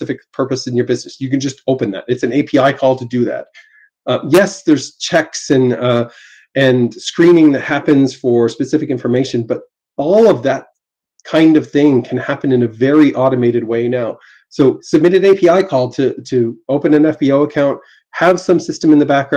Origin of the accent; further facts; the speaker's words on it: Canada; I'm Canadian